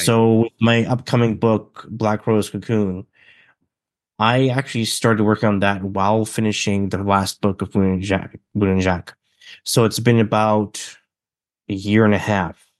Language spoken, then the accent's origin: English; British Columbia, Canada; I am from Canada, British Columbia. I've always been in a small town